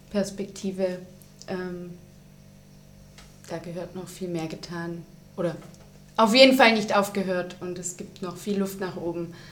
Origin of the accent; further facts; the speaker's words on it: Baden-Württemberg, Germany; ich komme aus Süddeutschland, äh, aus der Nähe von Stuttgart. Da gibt es eben ein großes Haus, das Staatstheater, und ein paar kleinere Häuser.